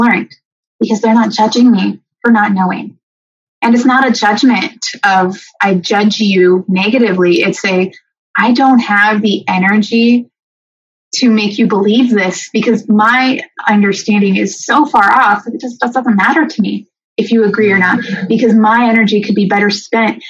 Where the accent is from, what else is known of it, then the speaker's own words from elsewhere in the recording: Renton, Washington, United States; I grew up in Renton, and it's not a white city. I went to the Kent School District